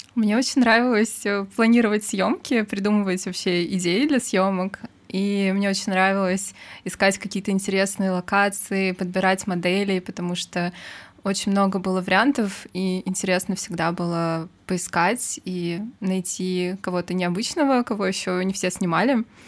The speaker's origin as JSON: {"language": "Russian", "region": "Saint Petersburg", "country": "Russia", "tie": "born or raised there", "moved": "as an adult", "lives_now": "Moscow, Russia", "said": "я родилась в Петербурге и прожила там, получается, до окончания учебы в институте"}